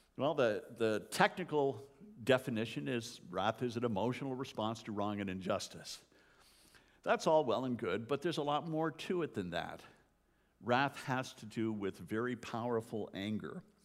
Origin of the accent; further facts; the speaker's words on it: Canada; moved away; as a Canadian